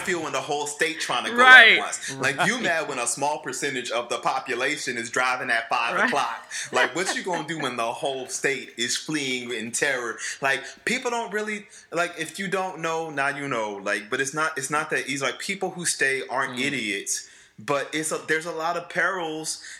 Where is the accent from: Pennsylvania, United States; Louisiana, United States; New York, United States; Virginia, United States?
Louisiana, United States; New Orleans; moved away; also born or lived in Washington, D.C.; I grew up in New Orleans East, which is the Ninth Ward